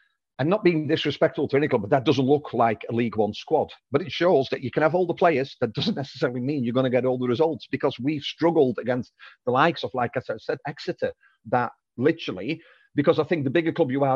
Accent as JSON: {"language": "English", "country": "Netherlands", "moved": "yes", "said": "I'm Dutch"}